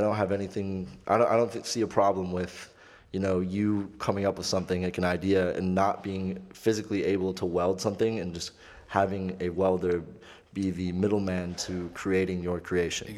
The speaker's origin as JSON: {"language": "English", "town": "Clarkston", "region": "Michigan", "country": "United States", "said": "I'm not from Detroit. I'm from Clarkston."}